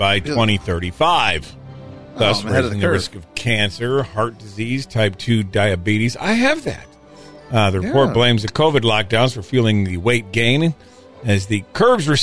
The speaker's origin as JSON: {"language": "English", "region": "Illinois", "country": "United States", "said": "we're from Illinois"}